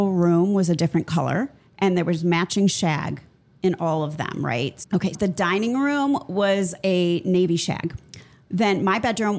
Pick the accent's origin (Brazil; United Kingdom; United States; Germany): United States; Midwest; I'm from the Midwest